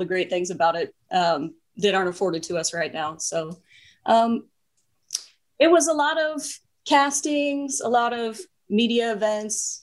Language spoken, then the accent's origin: English; Kansas, United States; moved away as an adult; now in Los Angeles, United States; I'm from Kansas. So I did 20 years of hard winter